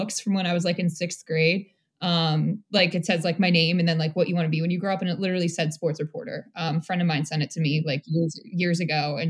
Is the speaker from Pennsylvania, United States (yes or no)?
yes; Lansdowne, Pennsylvania, United States; moved away as an adult; also born or lived in Connecticut / Bangor, Maine; I grew up right outside of Philadelphia, Lansdowne, Pennsylvania